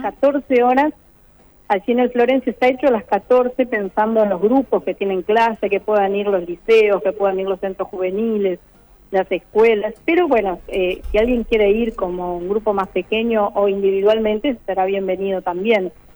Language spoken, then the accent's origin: Spanish; Uruguay; muchos uruguayos, la mayoría venimos de culturas migratorias de Italia, de España